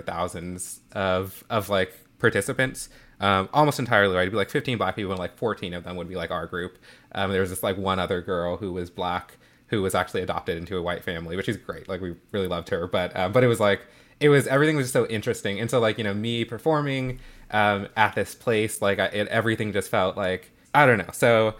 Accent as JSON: {"language": "English", "town": "Atlanta", "region": "Georgia", "country": "United States", "tie": "born or raised there", "said": "And I grew up in Atlanta, very much in the Bible Belt, very like deeply kind of like evangelical Christian community."}